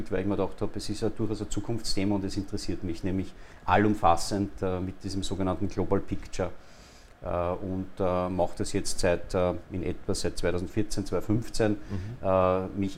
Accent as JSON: {"language": "German", "town": "Linz", "region": "Upper Austria", "country": "Austria", "lives_now": "Vienna, Austria", "said": "geboren in Linz, Oberösterreicher seit vielen Jahren, mehr als die Hälfte meines Lebens schon in in Wien"}